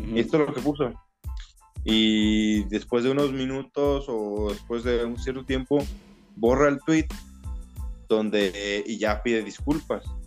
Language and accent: Spanish; Mexico; soy mexicano, somos mexicanos